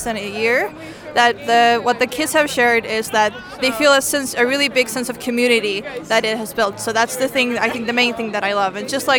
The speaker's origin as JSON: {"language": "English", "town": "Tallinn", "region": "Harju County", "country": "Estonia", "said": "I'm from Estonia. I'm from Tallinn."}